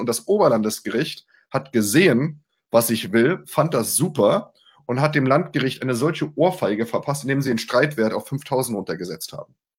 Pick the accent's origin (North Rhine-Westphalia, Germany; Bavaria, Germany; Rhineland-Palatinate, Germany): Rhineland-Palatinate, Germany; Mainz; ich bin Mainzer.